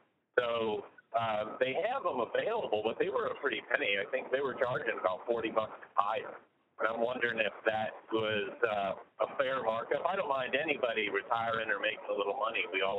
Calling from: Idaho, United States; I'm actually calling from home. I'm calling from Idaho.

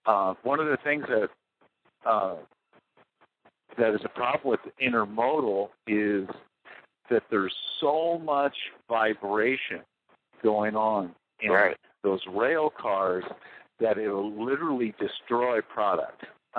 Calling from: Wisconsin, United States

